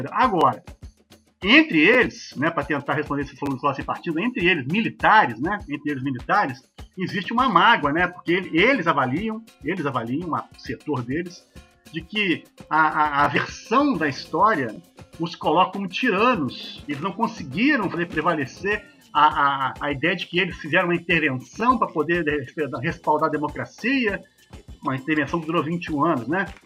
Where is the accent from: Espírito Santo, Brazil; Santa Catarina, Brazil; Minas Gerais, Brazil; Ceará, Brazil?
Minas Gerais, Brazil; eu, como bom mineiro, né, eu gosto muito de praia.